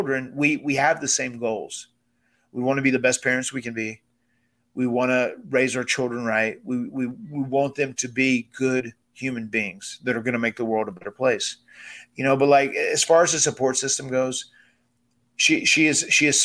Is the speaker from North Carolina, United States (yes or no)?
yes; Cameron, North Carolina, United States; we come from Cameron, North Carolina on 96 acres of farmland